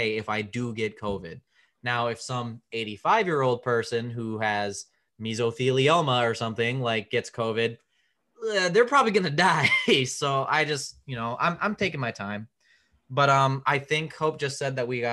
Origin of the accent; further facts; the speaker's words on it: Kenosha, Wisconsin, United States; Kenosha is my hometown